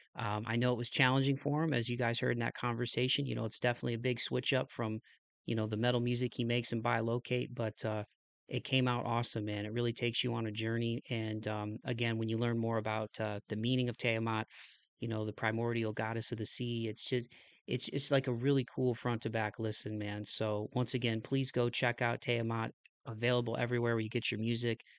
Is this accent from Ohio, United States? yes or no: yes; Ohio, United States; I was born in Ohio in, in the United States